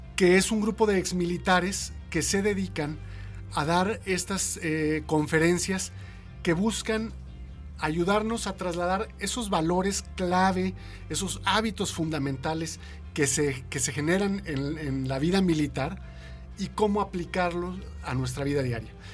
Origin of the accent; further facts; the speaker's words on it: Mexico; como mexicanos